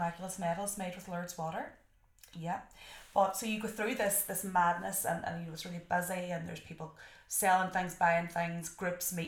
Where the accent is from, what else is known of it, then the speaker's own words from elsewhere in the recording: Derry, Northern Ireland, United Kingdom; I'm from Derry.